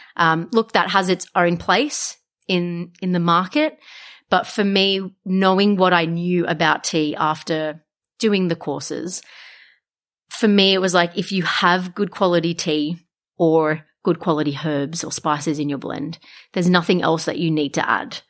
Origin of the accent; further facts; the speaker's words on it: Wollongong, New South Wales, Australia; a lot of people don't know that I'm from Wollongong